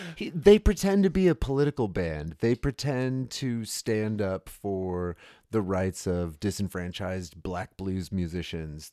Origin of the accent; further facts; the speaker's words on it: United States; I'm American